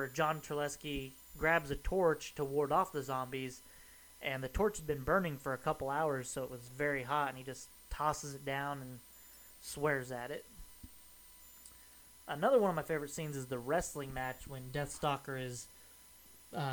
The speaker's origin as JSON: {"language": "English", "town": "Kansas City", "country": "United States", "tie": "born or raised there", "said": "my hometown of Kansas City"}